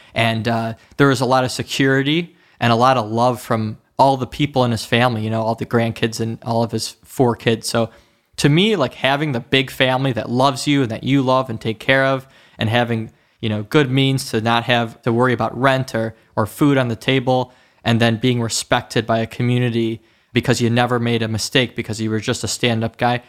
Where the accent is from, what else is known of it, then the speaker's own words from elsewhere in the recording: Oak Park, Michigan, United States; also born or lived in Detroit, Michigan; I was born in Sinai Hospital in Detroit, Michigan, and I was raised, you know, around the, um, Oak Park area, around that area. It's a suburb of Detroit